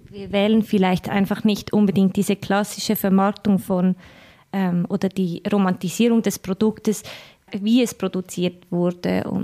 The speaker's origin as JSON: {"language": "German", "region": "Glarus", "country": "Switzerland", "lives_now": "Zürich, Switzerland", "said": "also ich lebe seit 13 Jahren erst in Zürich. Ich komme ursprünglich aus dem Glanerland. Also ich kenne Land und Stadt."}